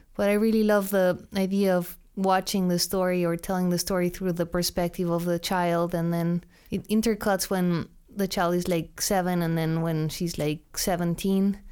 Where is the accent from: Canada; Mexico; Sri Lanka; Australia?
Mexico; Mexico City; moved away as an adult; also born or lived in London, United Kingdom; now in United States; I'm from Mexico City.